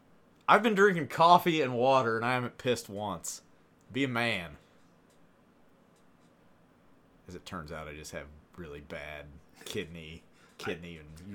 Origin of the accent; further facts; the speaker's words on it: Buffalo, New York, United States; I'm from Buffalo, New York.